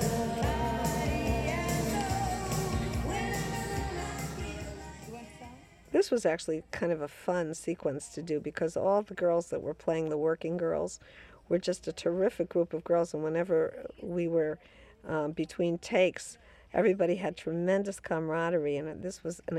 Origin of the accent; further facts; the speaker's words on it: Chicago, Illinois, United States; moved away; I come from Chicago